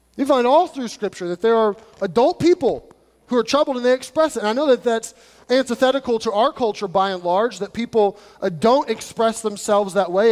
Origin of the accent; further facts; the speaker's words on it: United States; us as Americans